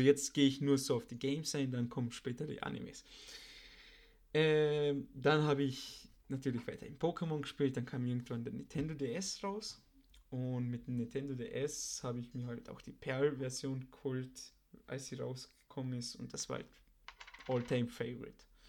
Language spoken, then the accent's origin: German; Austria; bei uns in Österreich